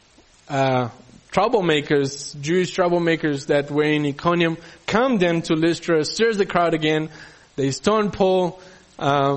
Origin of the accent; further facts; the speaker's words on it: Peru; also born or lived in Brazil; now in South Africa; growing up in Peru